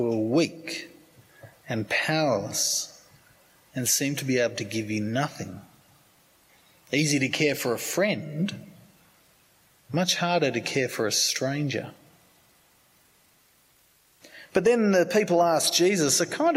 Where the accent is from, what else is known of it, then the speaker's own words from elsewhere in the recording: Sydney, New South Wales, Australia; I grew up in Sydney